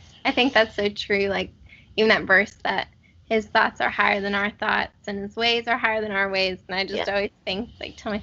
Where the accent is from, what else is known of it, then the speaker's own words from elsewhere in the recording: Pennsylvania, United States; moved away as an adult; also born or lived in Georgia; now in Panama City, United States; I'm from the North originally. I'm from Pennsylvania, but I go to school in Georgia, and I live in Panama City